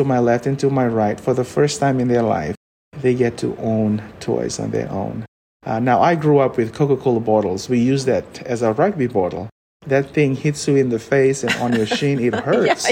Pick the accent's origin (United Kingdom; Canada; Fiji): Fiji; now in United States; I was born and raised in the Fiji Islands